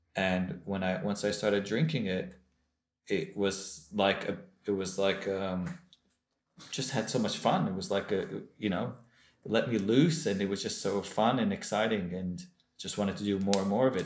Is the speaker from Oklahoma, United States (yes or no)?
no; Los Angeles, California, United States; moved away as an adult; also born or lived in Jerusalem; I grew up in Los Angeles, California, in a Baal Tshuva Chabad home.